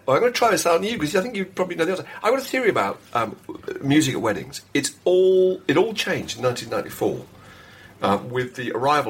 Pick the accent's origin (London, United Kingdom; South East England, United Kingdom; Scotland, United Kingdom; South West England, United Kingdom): South East England, United Kingdom; Hampshire; I'm from Hampshire, you see.